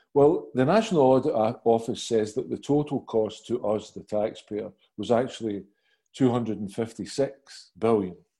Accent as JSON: {"language": "English", "town": "Glasgow", "region": "Scotland", "country": "United Kingdom", "said": "as a Glaswegian"}